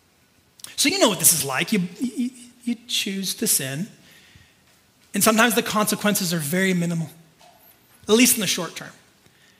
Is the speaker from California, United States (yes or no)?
yes; California, United States; I'm like born and raised in California. I've only ever lived in California